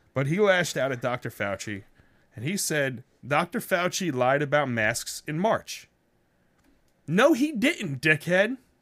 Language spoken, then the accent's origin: English; United States; I'm an American with Italian descent